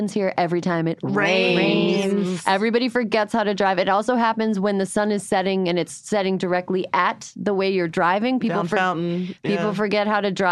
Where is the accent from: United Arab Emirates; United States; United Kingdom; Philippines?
United States; Midwest; I am from the Midwest